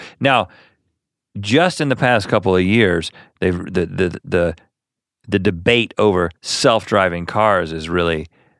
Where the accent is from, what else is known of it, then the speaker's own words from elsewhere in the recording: North Carolina, United States; I used to understand that as flicking the bird growing up in North Carolina as a child.